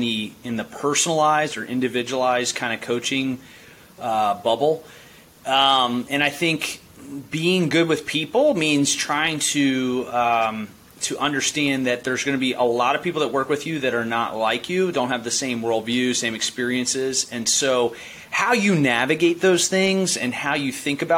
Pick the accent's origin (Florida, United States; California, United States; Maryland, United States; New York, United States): Maryland, United States; Baltimore County; I grew up in Baltimore County